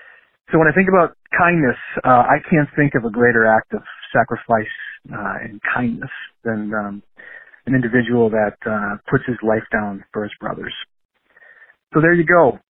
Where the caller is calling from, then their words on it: Wisconsin, United States; I'm calling from Wisconsin.